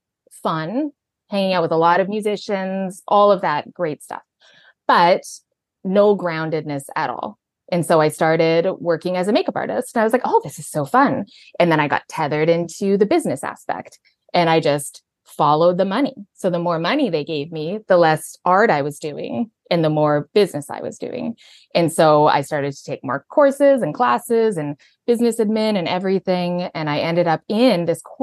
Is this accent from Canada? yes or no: yes; Alberta, Canada; moved away as an adult; also born or lived in Vancouver; I'm from Canada. So I grew up in Alberta.